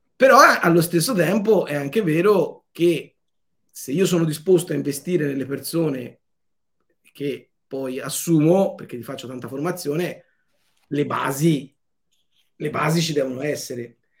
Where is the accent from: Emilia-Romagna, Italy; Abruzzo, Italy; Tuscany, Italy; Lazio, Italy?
Tuscany, Italy; Montelupo Fiorentino; 20 minuti da me eh, è nato Leonardo, a 20 minuti di qua è nato Dante, io sono nato nel mezzo